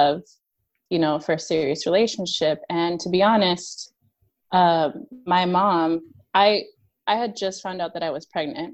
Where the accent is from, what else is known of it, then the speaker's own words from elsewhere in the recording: Utah, United States; I grew up Mormon in Utah